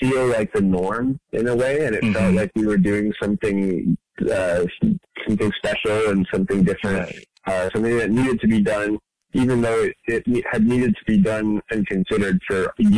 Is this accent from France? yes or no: yes; France; moved away as an adult; also born or lived in Dubai; now in San Francisco, United States; I'm an artist and designer living in San Francisco. I grew up in France and Dubai and moved to America for university, and I've been here ever since.